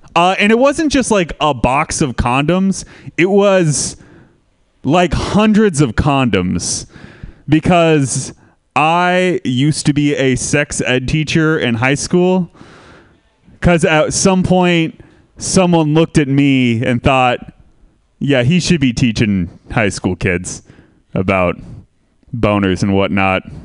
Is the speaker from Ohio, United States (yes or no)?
no; Santa Rosa, California, United States; I am from Santa Rosa too, um, which is a city most famous uh, recently for burning to the ground in a terrible wildfire